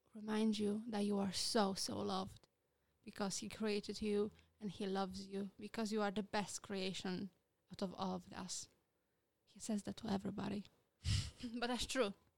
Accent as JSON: {"language": "English", "country": "Poland", "second_language": "English", "moved": "as an adult", "lives_now": "United Kingdom", "said": "I am from Poland. Uh, I am very proud to be Polish"}